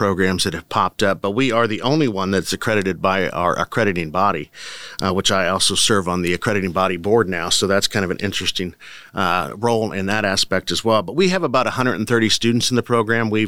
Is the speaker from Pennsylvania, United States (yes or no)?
no; Eastern Iowa, United States; moved away as an adult; also born or lived in Ames, Iowa; now in Manhattan, Kansas, United States; I'm from Iowa, Eastern Iowa originally. So tourism is certainly a big part of my background, having grown up in a tourist area in Iowa.